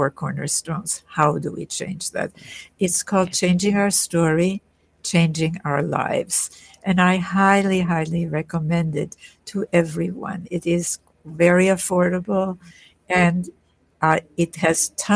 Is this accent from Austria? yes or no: yes; Vienna, Austria; I was born in Vienna, in Austria